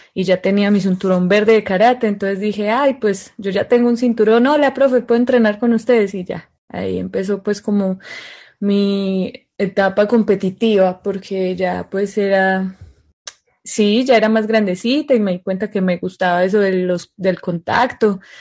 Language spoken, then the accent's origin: Spanish; Medellín, Antioquia, Colombia; estar aquí en, mi tierrita. Yo soy de Medellín, Colombia